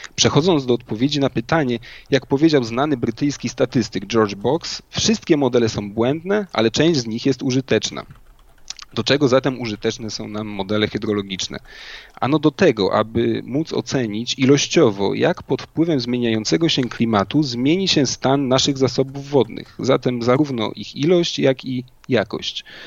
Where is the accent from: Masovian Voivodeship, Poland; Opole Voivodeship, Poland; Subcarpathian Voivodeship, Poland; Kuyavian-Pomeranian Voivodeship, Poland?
Kuyavian-Pomeranian Voivodeship, Poland; Inowrocław; moved away as an adult; also born or lived in Warsaw; liceum w rodzinnym Inowrocławiu